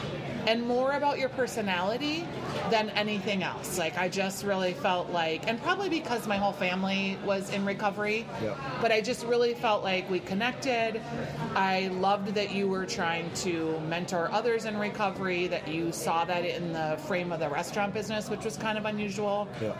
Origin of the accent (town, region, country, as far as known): Bloomington, Minnesota, United States; born or raised there